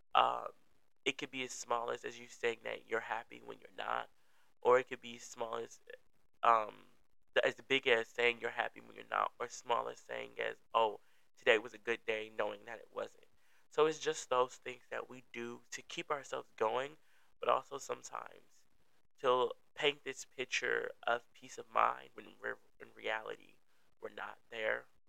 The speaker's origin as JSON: {"language": "English", "town": "Milwaukee", "region": "Wisconsin", "country": "United States", "said": "I'm from the Milwaukee, um, Wisconsin area."}